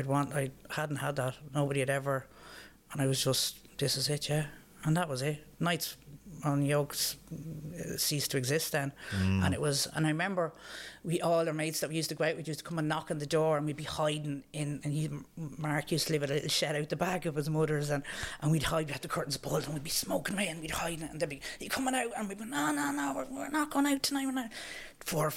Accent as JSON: {"language": "English", "town": "Dublin", "region": "Leinster", "country": "Ireland", "also_born_or_lived": "London", "said": "Yeah, we came home from London. And when I moved home from London, my parents were living in Dublin."}